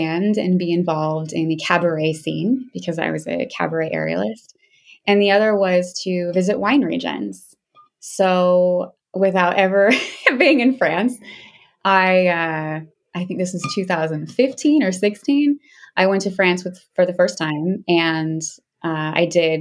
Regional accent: Seattle, Washington, United States; also born or lived in Alaska; I'm originally from Seattle. I grew up in the city of Seattle

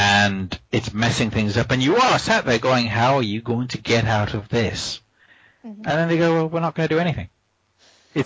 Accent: United States; Growing up in the United States

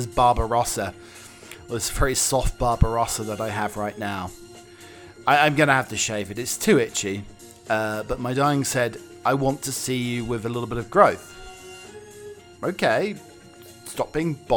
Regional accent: Norwich, East of England, United Kingdom; my hometown club, Norwich City

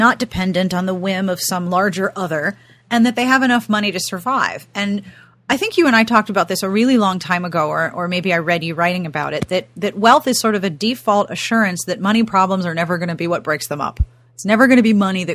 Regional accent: Pittsburgh, Pennsylvania, United States; I grew up in Pittsburgh, and when I was growing up, blue collar for me meant industrial work

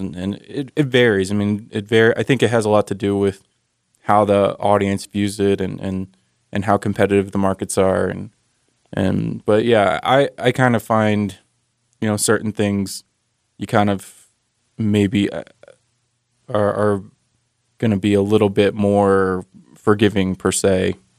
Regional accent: Maryland, United States; now in Utah, United States; I'm from Maryland originally

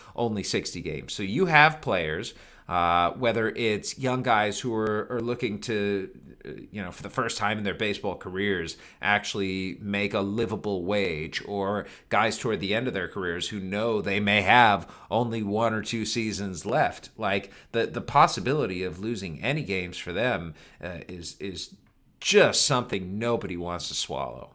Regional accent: Cleveland, Ohio, United States; moved away; I grew up in Cleveland

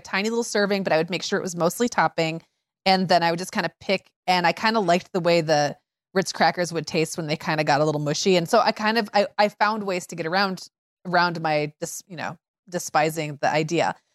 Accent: Midwest, United States; I grew up in Midwest eighties

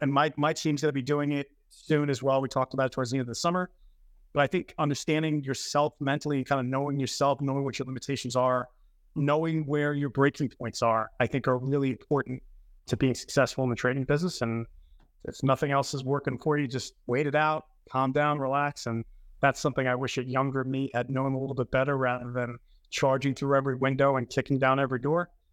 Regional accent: New York City, New York, United States; moved away as an adult; also born or lived in Manhattan, New York; now in Long Island, United States; I was born in the Bronx.

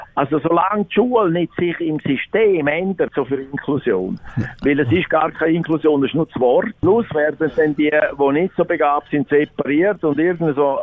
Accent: Chur, Graubünden, Switzerland; also born or lived in Zurich; bin in Graubünden geboren, in Chur und bin dann auch hier aufgewachsen

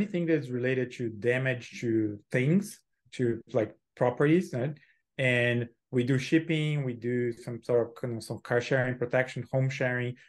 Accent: Brazil; moved away as an adult; also born or lived in Silicon Valley; now in United States; I'm born and raised in Brazil, um, lived there, uh, for twenty-seven

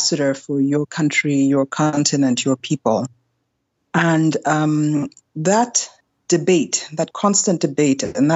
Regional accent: Lagos, Nigeria; also born or lived in Karlsruhe, Germany; I moved to Nigeria when I was quite young

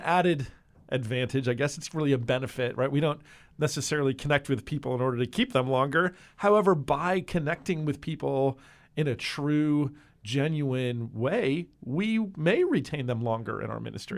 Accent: New Jersey, United States; moved away; I grew up in the Northeast in uh, New Jersey

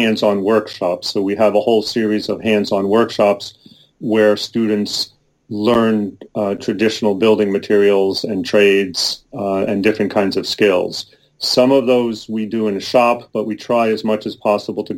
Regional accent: East Coast, United States; now in Oregon, United States; I'm originally from the East Coast

